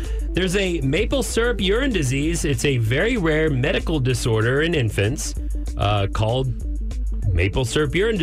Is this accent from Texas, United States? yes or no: yes; North Texas, United States; now in Austin, United States; growing up in Texas, especially in the North Texas, where they're pretty wild